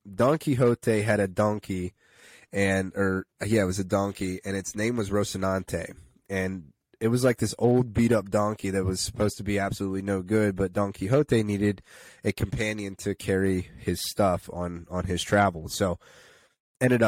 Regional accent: Karns City / Chicora area, Pennsylvania, United States; also born or lived in Pittsburgh, Pennsylvania; now in Slippery Rock, United States; I'm from the Carson City, Shakora area

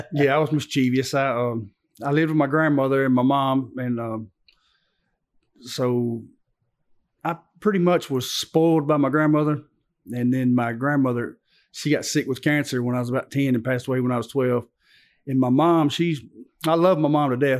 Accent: Antioch, United States; also born or lived in Dalton, Georgia; I grew up right here in Antioch

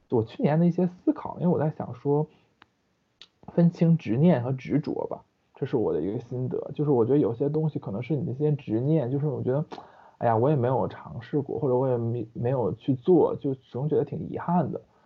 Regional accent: northern China, China; moved away as an adult; also born or lived in Hong Kong; now in Shanghai, China; 因为我是北方人嘛

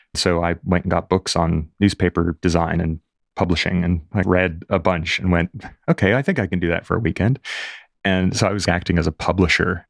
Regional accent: Fort Lauderdale, Florida, United States; now in London, United Kingdom; I grew up in Fort Lauderdale, just north of Miami

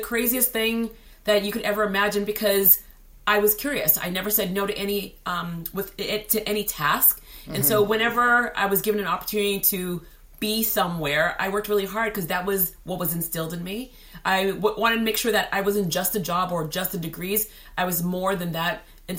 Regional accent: Haiti; And so born and raised in Haiti, the curious kid, literally like my parents would just say like, I go, we're afraid that she's going to get kidnapped because I would just wander.

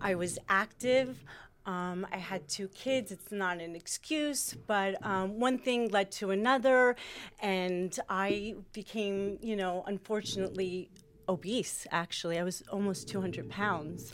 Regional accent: Springfield, United States; I grew up in Springfield. I am Italian.

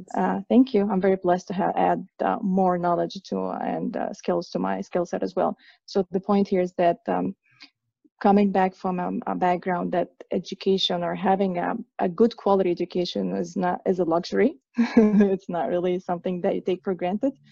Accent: Egypt; moved away; I'm originally from Egypt, from the Middle East

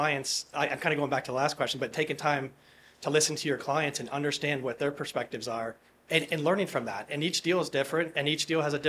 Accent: Harrisburg, Pennsylvania, United States; I'm from Harrisburg, Pennsylvania

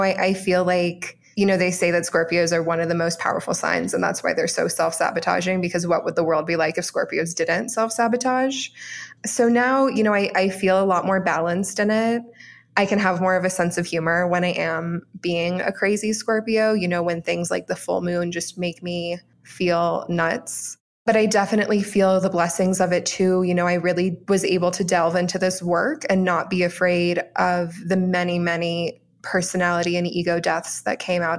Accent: Orlando, Florida, United States; also born or lived in Brazil; So I grew up in Orlando, Florida, which was really magical. We went to Disney World, pretty much every week, at least once a week. We went to the beach every week. We had a boat. And my mother is Brazilian. I'm a Brazilian citizen.

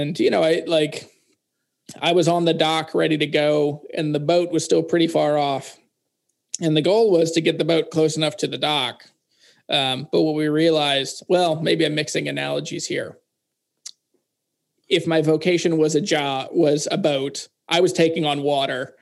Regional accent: Harrisonburg, Virginia, United States; moved away as an adult; also born or lived in Louisiana; We moved from Louisiana back to my hometown in Virginia in the Shenandoah Valley

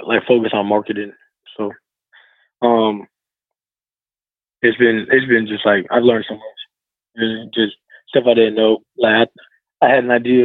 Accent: Florida, United States; moved away as an adult; now in North Carolina, United States; I'm from Florida

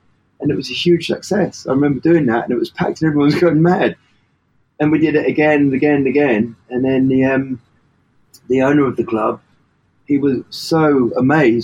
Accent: Worthing, South East England, United Kingdom; I'm from Worthing, West Sussex

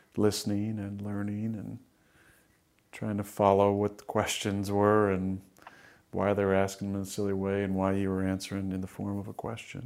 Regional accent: Northern California, United States; moved away as an adult; also born or lived in Wisconsin; I was growing up in Northern California

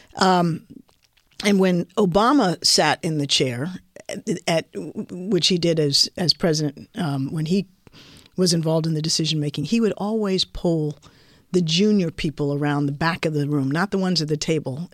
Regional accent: Washington, District of Columbia, United States; also born or lived in Oxford; I was from Washington, D C

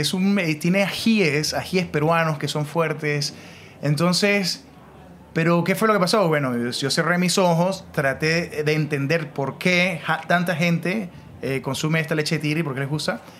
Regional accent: Mérida, Venezuela; moved away as an adult; also born or lived in Lima, Peru; me fui a la universidad en Venezuela a estudiar administración y em, perdí dos años haciendo nada porque no me gustaba, odiaba los números, eso es en Mérida, en mi ciudad

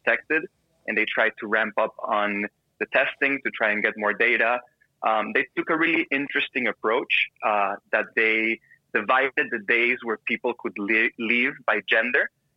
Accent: Panama; I grew down here in Panama

